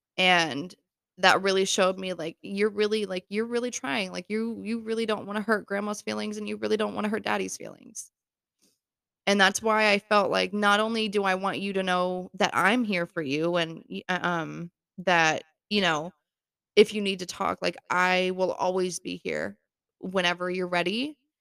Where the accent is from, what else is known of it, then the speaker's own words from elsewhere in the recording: Florida, United States; moved away as an adult; now in New York, United States; I was born and raised in Florida